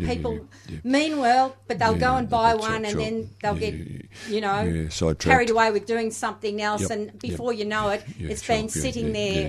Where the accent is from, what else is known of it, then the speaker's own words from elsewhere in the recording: Melbourne, Victoria, Australia; I grew up in East Ivanhoe